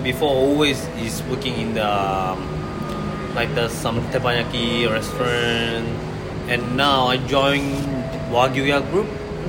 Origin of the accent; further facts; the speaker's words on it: Malaysia; moved away as an adult; now in Australia; I'm Malaysian.